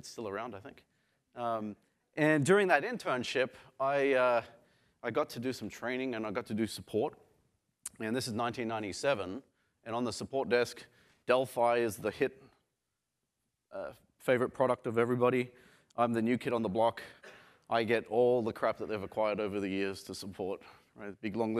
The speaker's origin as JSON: {"language": "English", "town": "Sydney", "region": "New South Wales", "country": "Australia", "tie": "born or raised there", "said": "So I grew up in Sydney and I tried to find a picture from the 80s of what Australia looked like"}